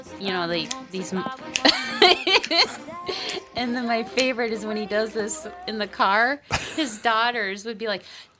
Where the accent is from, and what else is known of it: Minnesota, United States; accent: Minnesota